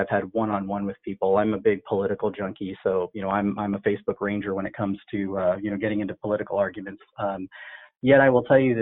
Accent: Des Moines, Iowa, United States; also born or lived in Canada / Sri Lanka; I was born in Canada. My parents were born in Sri Lanka. We moved here to Des Moines, Iowa, actually, in the late 70s

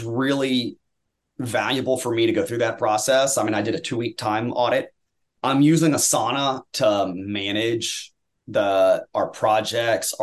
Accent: Tennessee, United States; now in Texas, United States; I grew up in Tennessee

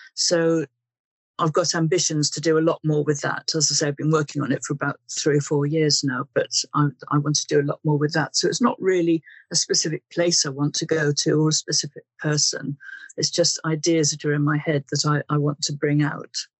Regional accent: Wales, United Kingdom; now in Guildford, United Kingdom; I was brought up in Wales and I currently live in landlocked Guildford and Surrey

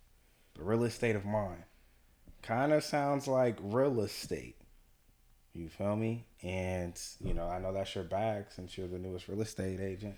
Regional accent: Richmond, California, United States; moved away as an adult; now in Los Angeles, United States; I'm from Richmond, California, as you all may know.

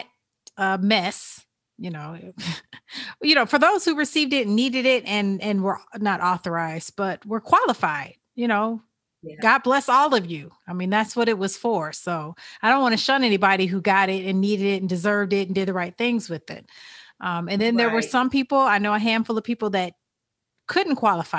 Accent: Illinois, United States; now in Georgia, United States; my hometown of Illinois

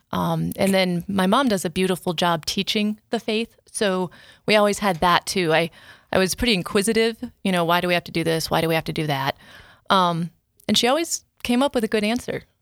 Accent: Rapid City, South Dakota, United States; I'm from Rapid City.

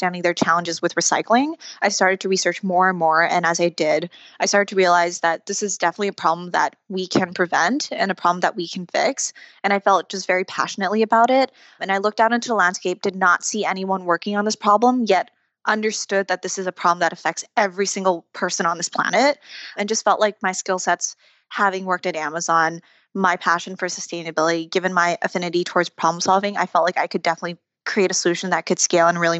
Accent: Taiwan; now in United States; Growing up in Taiwan, I grew up in a household where my dad would compost everything we ate

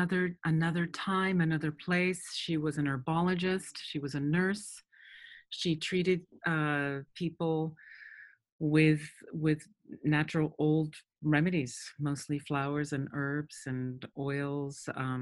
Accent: United States; born there; So I was born in the States, but my father spent quite a bit of time working in Mexico, and we were also in South America, some in Cali and Bogota.

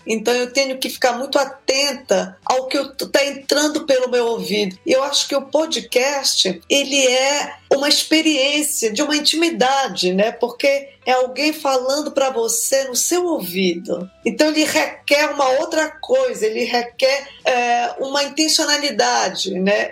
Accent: Belém, Pará, Brazil; Eu, eu, eu nasci em Belém do Pará

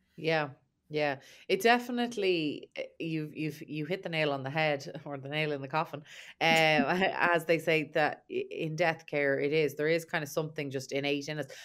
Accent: Ireland; I'm obviously from Ireland

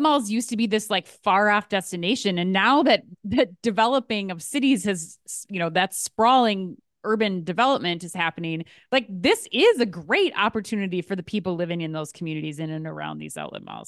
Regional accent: Minnesota, United States; as a Minnesotan

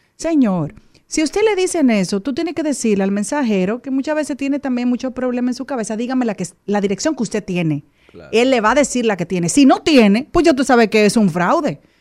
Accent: Dominican Republic; como dominicana

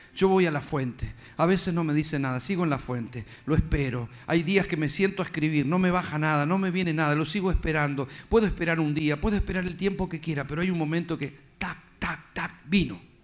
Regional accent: Argentina; Yo soy de Argentina

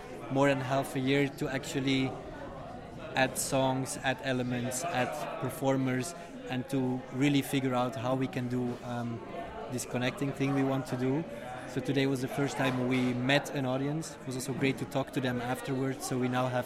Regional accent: Belgium; also born or lived in The Hague, Netherlands; now in Rotterdam, Netherlands; I come from Belgium

